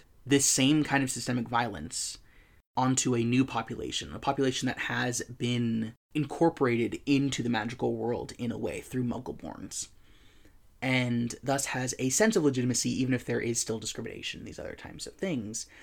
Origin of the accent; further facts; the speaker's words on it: United States; my perspective as an American privileged person